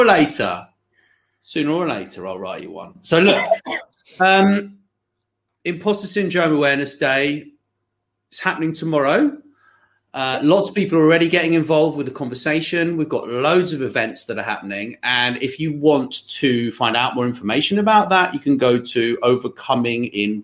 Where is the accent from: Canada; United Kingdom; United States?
United Kingdom; we're British